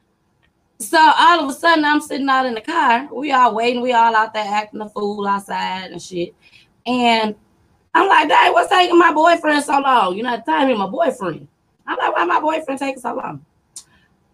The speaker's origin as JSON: {"language": "English", "town": "Saginaw", "region": "Michigan", "country": "United States", "also_born_or_lived": "Grand Rapids, Michigan", "said": "I'm from Michigan. Sag nasty"}